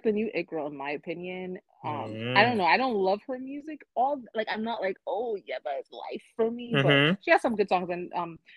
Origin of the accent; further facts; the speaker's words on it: Nigeria; being Nigerian and how we view death